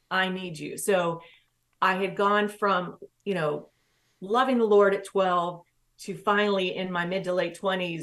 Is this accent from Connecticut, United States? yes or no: no; Williamson, West Virginia, United States; also born or lived in Knoxville, Tennessee; I lived in Tennessee before we moved back to West Virginia. I was born in West Virginia